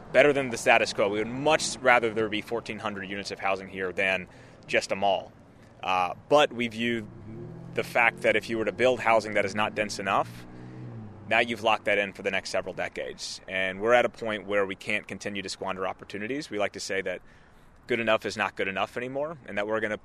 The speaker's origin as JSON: {"language": "English", "region": "Central Florida", "country": "United States", "tie": "born or raised there", "said": "I grew up, born and raised in Central Florida"}